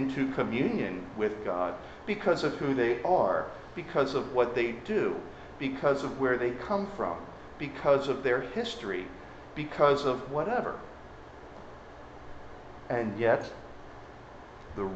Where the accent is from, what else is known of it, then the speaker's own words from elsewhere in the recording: Baltimore, Maryland, United States; I'm from Baltimore